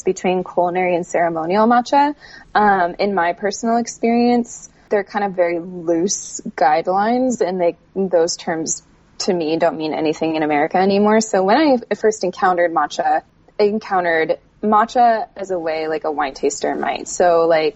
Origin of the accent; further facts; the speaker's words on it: California, United States; I grew up in California